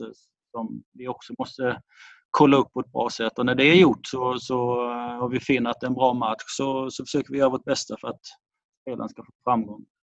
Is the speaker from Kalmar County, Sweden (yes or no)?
yes; Kalmar, Kalmar County, Sweden; also born or lived in Falkenberg; jag är ju från Kalmarhållet och har mina, min släkt i Kalmar, utanför Kalmar och eh, jag har gått i skola i Kalmar.